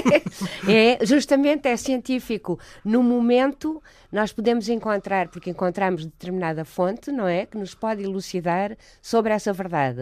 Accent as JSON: {"language": "Portuguese", "country": "Portugal", "said": "A minha mãe é suíça, suíça-alemã. Pronto, e casou-se com o meu pai. Eu é sou portuguesa"}